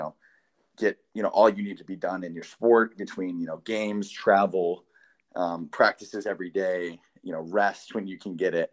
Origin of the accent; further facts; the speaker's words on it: Michigan, United States; being from Michigan, you know, I grew up in Michigan